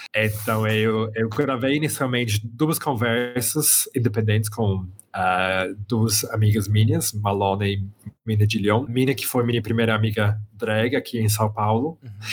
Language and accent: Portuguese; Birmingham, West Midlands, United Kingdom; Portuguese is a second language; moved away as an adult; also born or lived in London / Belo Horizonte; eu nasci na Inglaterra, eu sou britânico, é, eu venho do centro da Inglaterra, de uma cidade que se chama Birmingham, é, e cresci mais ou menos sempre lá no, no meio da, da Inglaterra